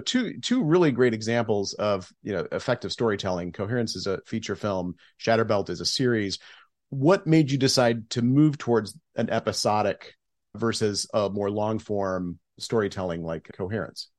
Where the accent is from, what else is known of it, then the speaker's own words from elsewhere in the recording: Geneseo, Illinois, United States; Geneseo is my hometown